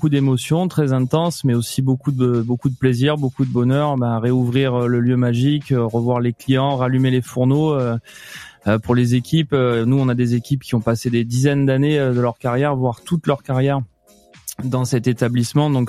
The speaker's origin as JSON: {"language": "French", "region": "Mediterranean basin", "country": "France", "also_born_or_lived": "Nice", "said": "Je suis quand même euh, le bassin méditerranéen, c'est ma région d'origine. J'ai passé mes études à Nice au lycée hôtelier."}